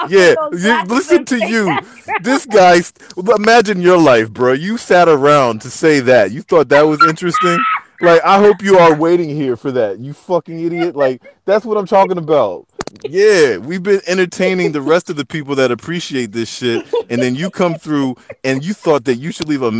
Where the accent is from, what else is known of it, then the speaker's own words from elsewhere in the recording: Philadelphia, Pennsylvania, United States; I'm from Philadelphia. You better say, I'm from Philly, Philly.